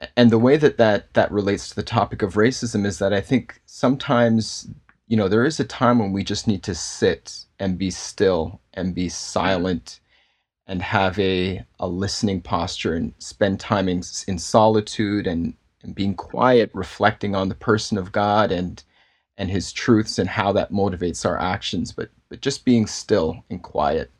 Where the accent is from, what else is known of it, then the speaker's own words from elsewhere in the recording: Toronto, Ontario, Canada; I, uh, was born and raised in Toronto and, uh, grown up here and grew up in a Baptist church in Toronto